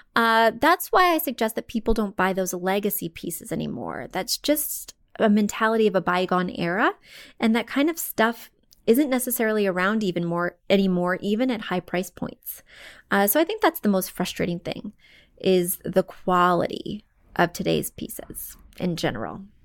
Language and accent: English; Missouri, United States; moved away; I come from Missouri, very poor and humble roots.